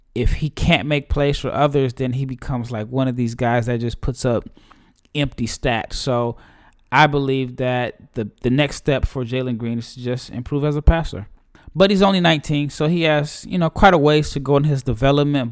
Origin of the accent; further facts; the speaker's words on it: Omaha, Nebraska, United States; my hometown Creighton Blue Jays